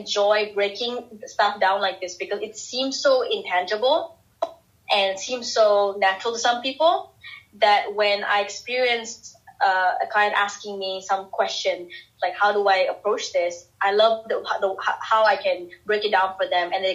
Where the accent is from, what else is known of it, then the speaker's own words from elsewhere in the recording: Singapore; I'm this girl from Singapore with, you know, relatively conservative beliefs